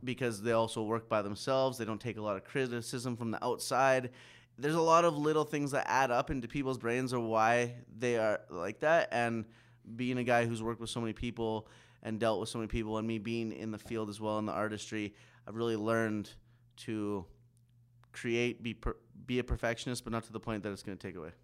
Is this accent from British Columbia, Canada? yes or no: no; Saskatoon, Saskatchewan, Canada; also born or lived in Pitești, Romania; I was adopted by a white family from Saskatchewan, Saskatoon.